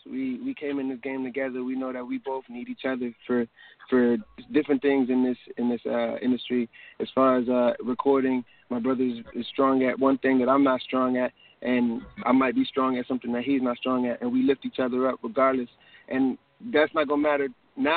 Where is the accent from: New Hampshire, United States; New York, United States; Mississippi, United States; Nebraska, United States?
New York, United States; moved away; also born or lived in Cleveland area, Ohio; reggae artists I grew up listening to in New York